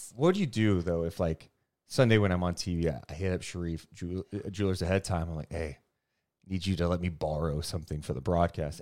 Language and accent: English; Sacramento, California, United States; I'm born and raised in Sacramento